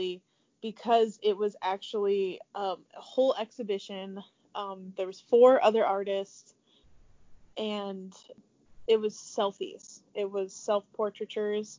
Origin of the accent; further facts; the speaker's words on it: Tiffin, Ohio, United States; moved away as an adult; now in Columbus, United States; I grew up around Tiffin, Ohio